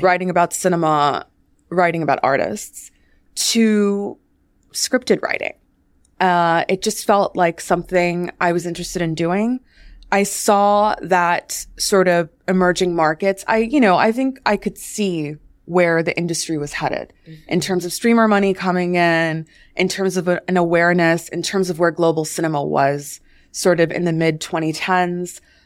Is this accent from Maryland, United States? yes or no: no; Washington, District of Columbia, United States; I grew up in Washington, D.C.